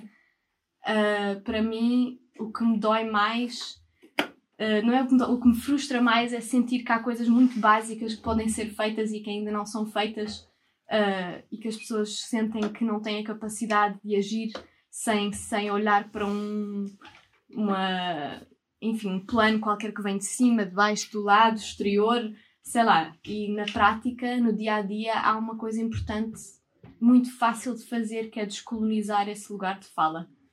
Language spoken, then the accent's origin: Portuguese; Portugal; sendo portuguesa, branca